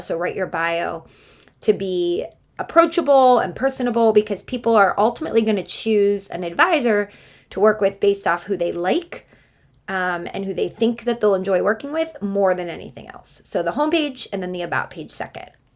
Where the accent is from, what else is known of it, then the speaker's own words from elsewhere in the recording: Cleveland, Ohio, United States; So we had a very, very lively house growing up in Cleveland, Ohio.